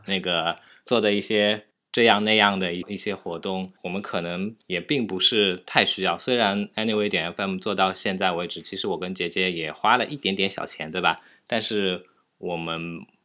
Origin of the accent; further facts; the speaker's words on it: China; 我们中国人